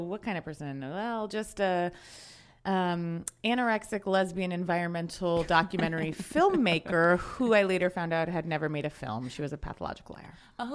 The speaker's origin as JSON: {"language": "English", "town": "Alexandria", "region": "Virginia", "country": "United States", "also_born_or_lived": "New York City", "moved": "yes", "said": "I am from Alexandria, Virginia, which is right outside, like five minutes from DC"}